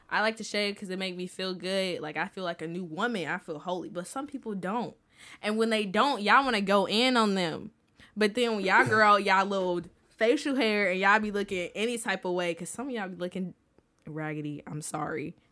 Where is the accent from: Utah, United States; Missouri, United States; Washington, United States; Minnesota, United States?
Missouri, United States; St. Louis; I'm from Saint Louis